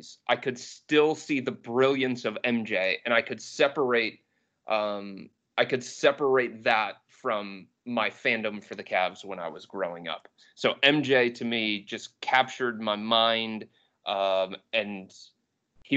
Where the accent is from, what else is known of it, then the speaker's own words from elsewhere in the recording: Cleveland, Ohio, United States; I am a Clevelander. I was born and raised in Cleveland